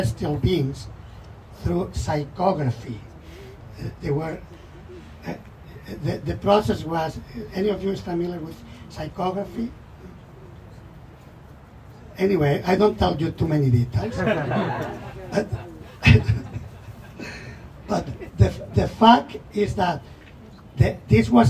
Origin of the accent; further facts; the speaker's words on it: Mataró, Catalonia, Spain; moved away; I was living 30 kilometers from Barcelona. The place was named Mataró.